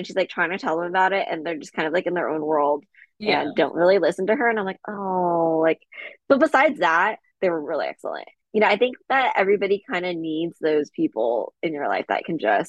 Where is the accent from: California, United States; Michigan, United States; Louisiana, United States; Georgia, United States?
California, United States; Bel Air; Yeah, I'm from Bel Air.